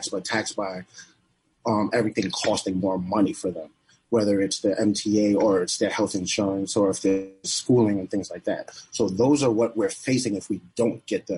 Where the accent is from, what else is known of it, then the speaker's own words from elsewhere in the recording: New York City, New York, United States; I'm from the Bronx